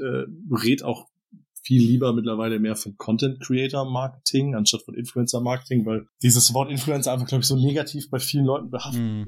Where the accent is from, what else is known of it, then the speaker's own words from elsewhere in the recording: Southern Germany, Germany; moved away as an adult; also born or lived in Hamburg; im süddeutschen Raum, wo ich aufgewachsen bin